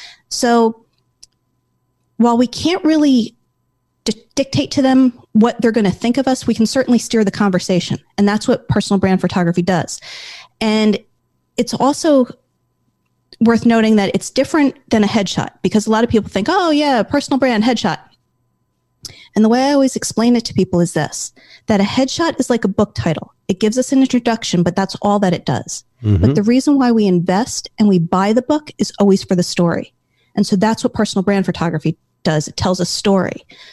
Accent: Connecticut, United States; also born or lived in New Jersey

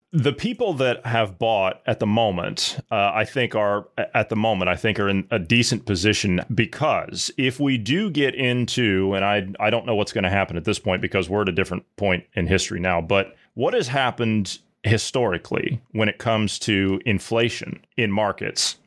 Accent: Midwest, United States; I grew up in a small uh, small town in Midwest

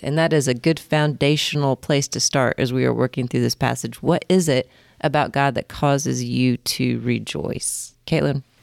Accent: Indiana, United States; moved away as an adult; also born or lived in Colorado; I grew up in Indiana

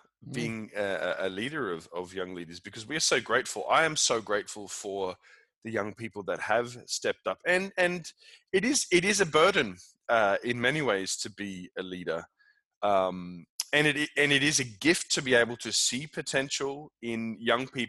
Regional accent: Australia; now in Copenhagen, Denmark; I'm also loving being an Australian in Denmark

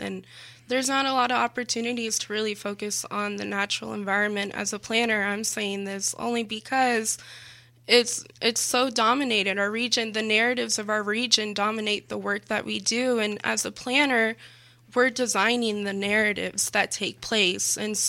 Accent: Texas, United States; now in Houston, United States; I came from Central Texas.

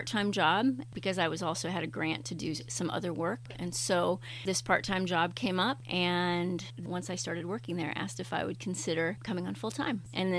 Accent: Chicago and Indianapolis, Midwest, United States; moved away as an adult; also born or lived in Canada / San Diego / New York City; now in Maine, United States; I am a Midwest gal. I grew up in Chicago and Indianapolis, and did some schooling up in Canada and Indiana

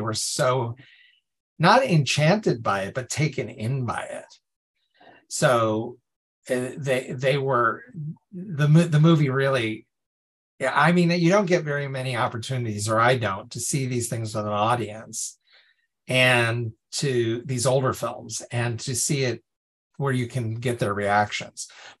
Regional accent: Ireland; I'm Irish myself.

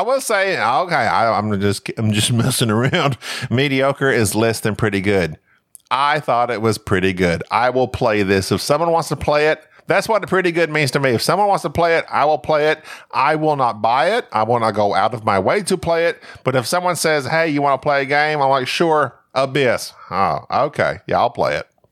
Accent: United States; I'm American

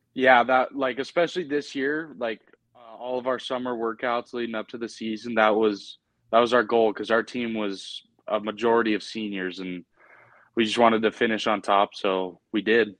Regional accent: Helena, Montana, United States; also born or lived in Billings, Montana; I was born in Billings, but I moved to Helena pretty young age, and I've been here ever since.

